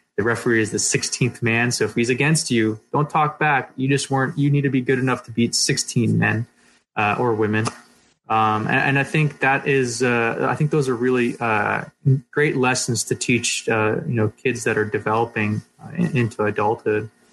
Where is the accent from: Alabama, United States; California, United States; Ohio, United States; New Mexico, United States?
California, United States; Poway; we grew up in Poway